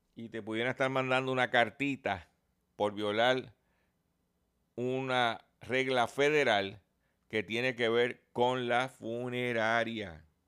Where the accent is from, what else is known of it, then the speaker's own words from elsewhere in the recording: Lares, Puerto Rico; allá en mi pueblo de Lares